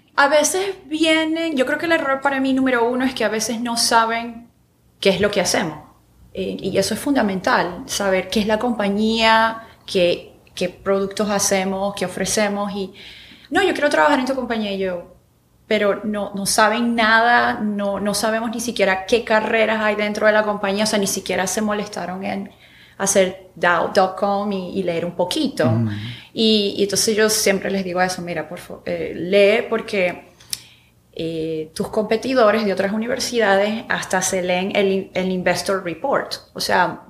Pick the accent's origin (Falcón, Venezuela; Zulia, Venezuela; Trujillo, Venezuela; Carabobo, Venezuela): Zulia, Venezuela; Maracaibo; moved away as an adult; now in Houston, United States; yo soy de Maracaibo, pero sabes, mi papá es gocho